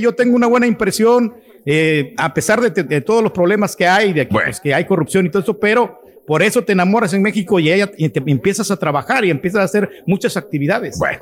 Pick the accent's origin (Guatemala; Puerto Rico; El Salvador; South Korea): El Salvador; now in United States; yo soy del Salvador